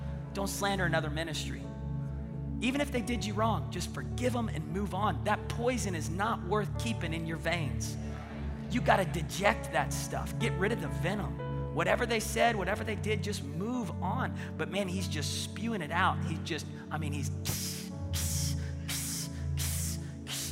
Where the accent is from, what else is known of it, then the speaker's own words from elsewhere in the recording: Tulsa, Oklahoma, United States; I said, Tulsa.